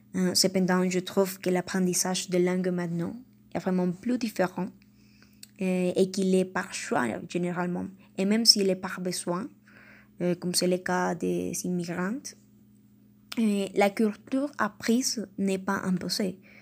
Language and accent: French; Colombia; first language Spanish; French is a second language; en tant que colombienne